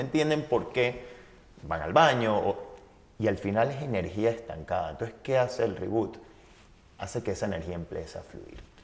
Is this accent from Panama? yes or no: yes; Panama; Yo soy, primero nací, vivo en Panamá